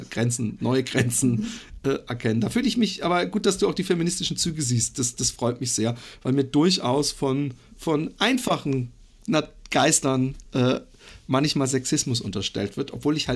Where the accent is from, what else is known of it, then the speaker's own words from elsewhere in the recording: Karlsruhe, Baden-Württemberg, Germany; aus Karlsruhe ah, ursprünglich.